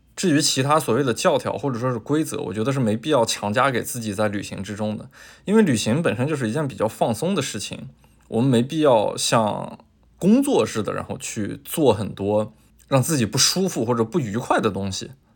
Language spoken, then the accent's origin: Chinese; northern China, China; 作为一个北方人